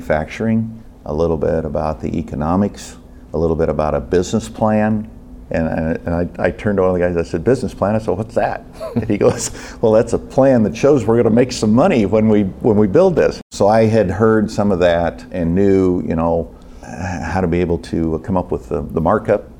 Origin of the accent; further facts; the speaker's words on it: Illinois, United States; I'm from Illinois